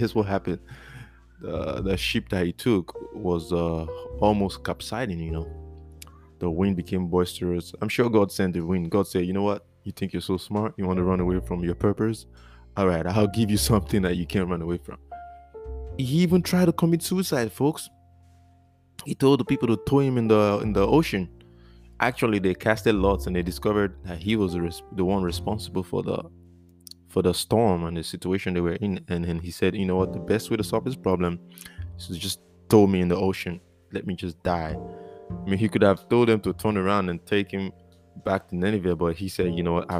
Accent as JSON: {"language": "English", "country": "Nigeria", "moved": "yes", "said": "I'm from Nigeria"}